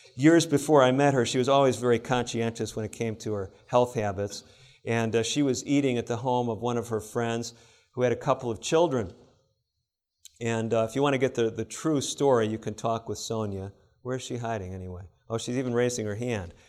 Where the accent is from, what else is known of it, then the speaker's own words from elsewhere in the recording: Illinois, United States; I grew up in Illinois, not far from Wisconsin.